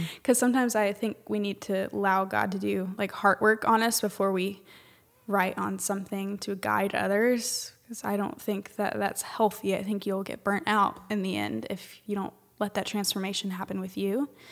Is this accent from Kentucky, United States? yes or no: no; Southern Illinois, United States; moved away as an adult; now in Atlanta area, United States; I'm from Southern Illinois